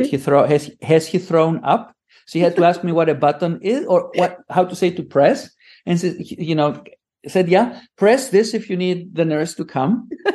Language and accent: English; Greece; accent: Greek; English is a second language; moved away as an adult; also born or lived in Philadelphia, United States; I'm Greek. I grew up in Greece